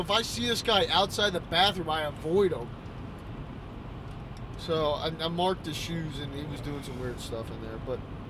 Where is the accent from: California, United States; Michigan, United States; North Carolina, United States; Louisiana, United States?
Louisiana, United States; Baton Rouge; I'm from Baton Rouge.